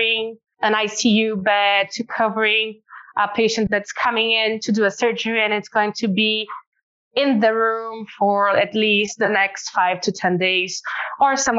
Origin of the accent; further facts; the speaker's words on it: Northeast Region, Brazil; now in São Paulo, Brazil; we are from Brazil. Actually, to be more precise, we are from the northeast part of Brazil, although we have our headquarters here in São Paulo